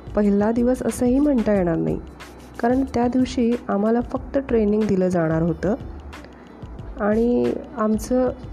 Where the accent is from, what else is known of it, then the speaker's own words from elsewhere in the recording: Konkan, India; moved away as an adult; now in Kolhapur, India; मी मूळची कोकणची